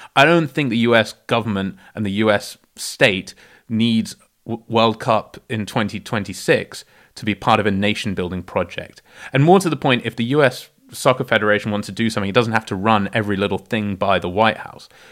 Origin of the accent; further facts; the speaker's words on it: South Africa; I was born in South Africa